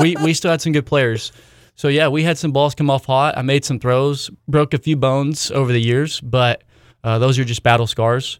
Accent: Hartshorne, Oklahoma, United States; I grew up in a town called Hartshorn, Oklahoma

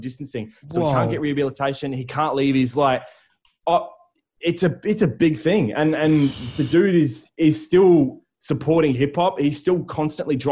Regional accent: Darwin, Northern Territory, Australia; I'm a dude from Darwin.

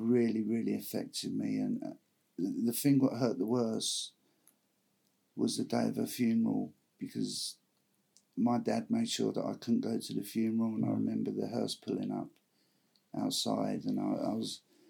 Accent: Kingston upon Thames, London, United Kingdom; Well, I grew up in just outside London, a place called Kingston upon Thames.

